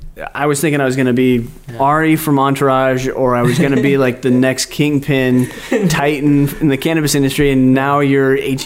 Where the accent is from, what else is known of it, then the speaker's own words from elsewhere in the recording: Santa Cruz, California, United States; I'm over 30. Mm-hmm. I grew up in Santa Cruz